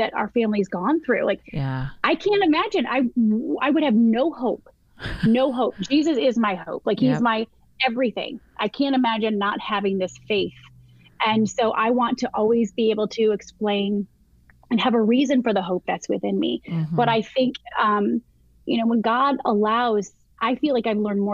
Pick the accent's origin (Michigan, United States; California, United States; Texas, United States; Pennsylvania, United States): Michigan, United States; moved away as an adult; now in South Carolina, United States; I'm born and raised in Michigan.